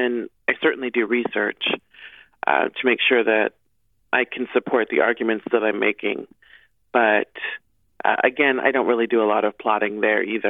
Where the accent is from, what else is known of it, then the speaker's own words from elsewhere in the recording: Nebraska, United States; I'm from Nebraska